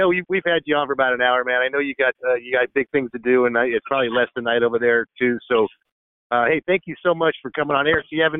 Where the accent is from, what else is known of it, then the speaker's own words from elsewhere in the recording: Southern California, United States; growing up in Southern California